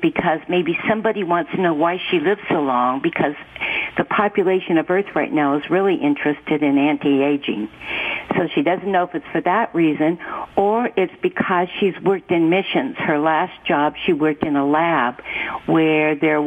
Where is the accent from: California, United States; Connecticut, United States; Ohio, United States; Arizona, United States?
Arizona, United States; I'm from Arizona